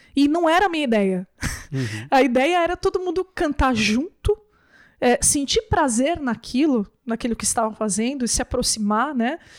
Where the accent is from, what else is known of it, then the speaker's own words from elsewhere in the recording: São Bernardo do Campo, São Paulo, Brazil; Eu, eu sou de São Bernardo do Campo, né? São Paulo